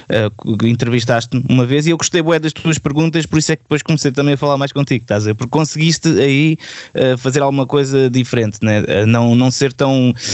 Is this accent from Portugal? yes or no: yes; Portugal; o meu orgulho português